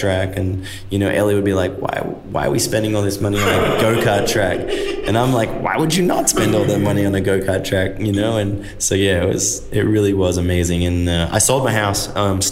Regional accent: Australia; moved away as an adult; now in United States; as a kid, I'm an Aussie

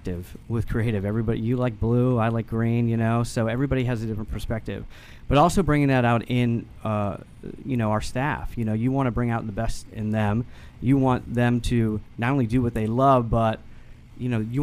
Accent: Northern Virginia, United States; also born or lived in Boston; Boston originally, but grew up in Northern Virginia

